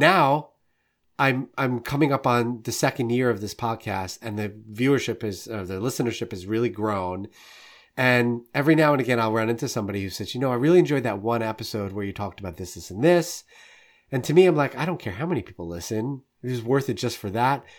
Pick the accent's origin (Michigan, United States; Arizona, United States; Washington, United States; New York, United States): New York, United States; now in Saint Louis, United States; I'm originally from New York and live in Saint Louis now